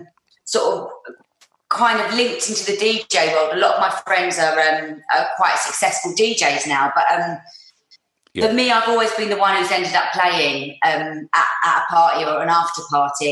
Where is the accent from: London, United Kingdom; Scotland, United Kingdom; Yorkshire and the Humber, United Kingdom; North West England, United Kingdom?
London, United Kingdom; growing up in North London